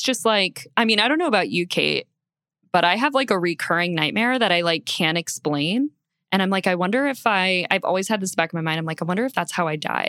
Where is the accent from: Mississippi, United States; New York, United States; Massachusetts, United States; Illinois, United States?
Mississippi, United States; I grew up in Mississippi.